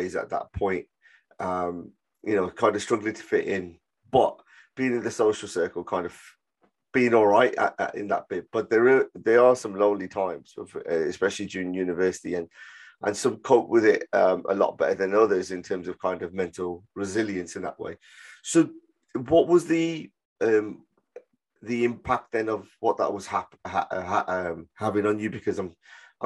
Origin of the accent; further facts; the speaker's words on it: Birmingham, West Midlands, United Kingdom; I was from Handsworth, living in, family, multi-generational family, then going to university